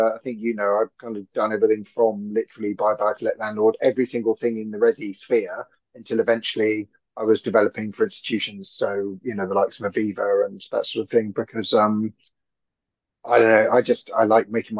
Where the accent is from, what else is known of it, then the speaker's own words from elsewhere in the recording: London, United Kingdom; I'm born and bred in Hackney. So I'm proper EastEnders.